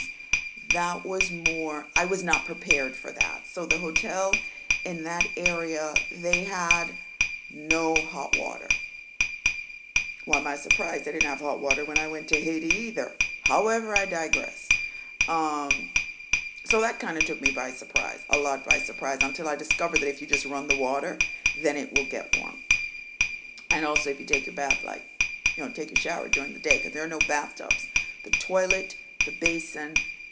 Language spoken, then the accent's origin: English; Jamaica; moved away; I am from Jamaica